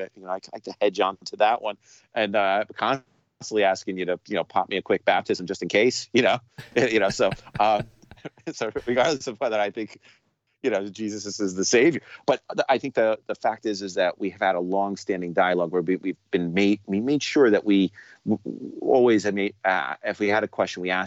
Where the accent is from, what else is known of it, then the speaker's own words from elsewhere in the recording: New York City, New York, United States; I'm a New Yorker